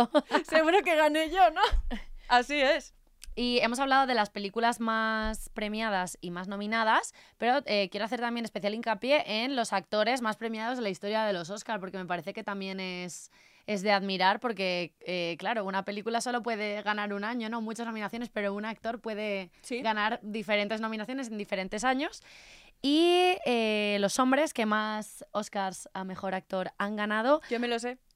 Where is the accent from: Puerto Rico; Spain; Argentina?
Spain